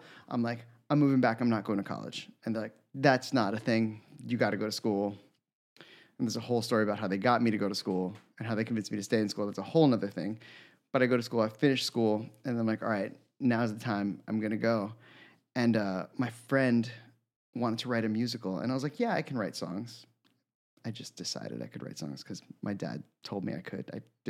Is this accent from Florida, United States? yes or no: yes; Florida, United States; also born or lived in Bronx; now in New York City, United States; So I was born in the Bronx, but we moved there to my neighborhood that I grew up in when I was 8. So I was there from 8 to 25. So I rep Florida, like that's where I'm